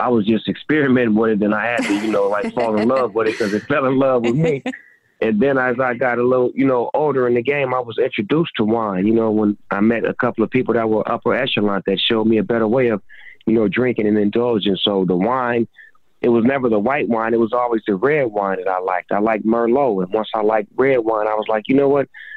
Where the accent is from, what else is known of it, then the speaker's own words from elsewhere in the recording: Long Beach, California, United States; I grew up a Laker fan growing up in Long Beach